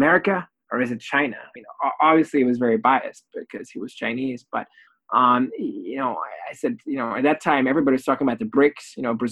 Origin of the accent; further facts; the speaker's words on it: Belgium; moved away; also born or lived in Oxford; I'm originally from Belgium.